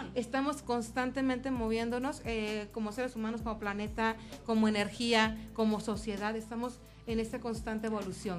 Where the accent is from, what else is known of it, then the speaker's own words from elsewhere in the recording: Mexico; tratamientos ancestrales que venimos manejando, para empezar como mexicanos desde hace muchas generaciones atrás